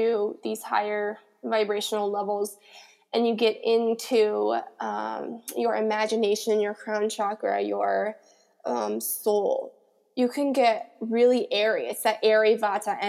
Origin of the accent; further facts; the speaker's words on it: Colorado, United States; now in Los Angeles, United States; growing up in Colorado, the mountain energy